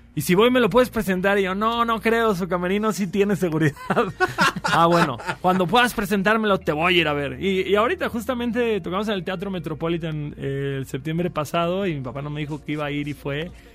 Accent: Cancún, Quintana Roo, Mexico; yo soy de Cancún

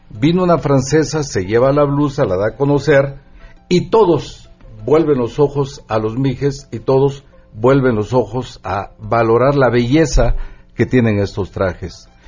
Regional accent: Mexico; que es parte de nosotros como mexicanos. Eh, en primer lugar, a nosotros como indígenas nos toca cuidar, proteger, defender

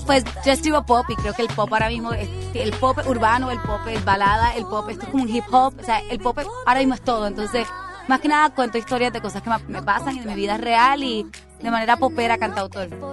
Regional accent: Puerto Rico; moved away as an adult; now in Mexico; soy de Puerto Rico, pero llevo dos años, casi dos años viviendo en México

